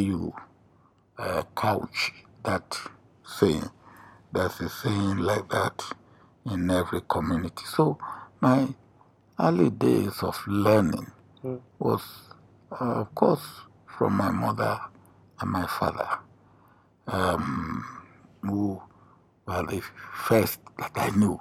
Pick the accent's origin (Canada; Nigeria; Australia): Nigeria; I was a village boy, born in a village